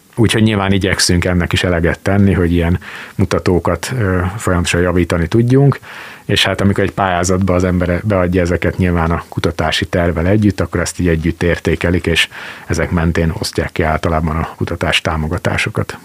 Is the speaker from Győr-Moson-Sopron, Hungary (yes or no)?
yes; Sopron, Győr-Moson-Sopron, Hungary; now in Szeged, Hungary; Az egyik szülővárosomról, Sopronról